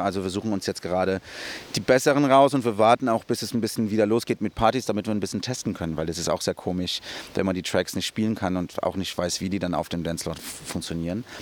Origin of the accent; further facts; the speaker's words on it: São Paulo, Brazil; moved away; in Brasilien bin ich in Interlagos aufgewachsen. Das ist der Stadtteil, wo, ich, wo wir gewohnt haben.